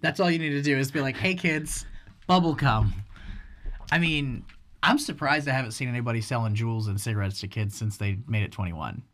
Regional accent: United States; as an American

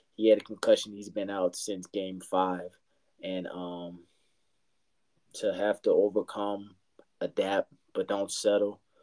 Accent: Louisiana, United States; moved away as an adult; now in San Antonio, United States; I'm from Louisiana, but I've been in San Antonio about five years

